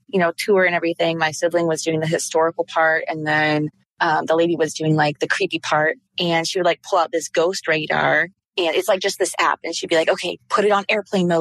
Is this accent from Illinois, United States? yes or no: no; Orlando, Florida, United States; also born or lived in DeLand, Florida; I grew up in Orlando, Florida